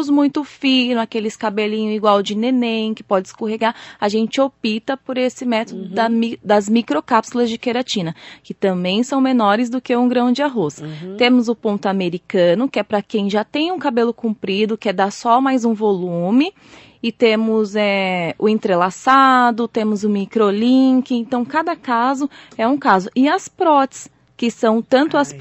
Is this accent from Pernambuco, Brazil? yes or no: no; Suzano, São Paulo, Brazil; eu morei bastante tempo em Suzano. Na verdade, eu vim de São Paulo para Suzano, eu tinha três aninhos.